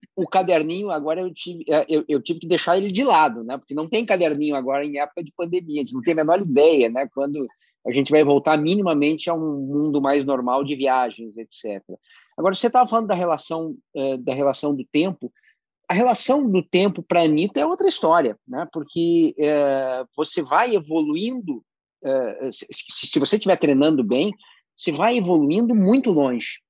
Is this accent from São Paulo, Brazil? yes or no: no; Rio Grande do Sul, Brazil; eu sou gaúcho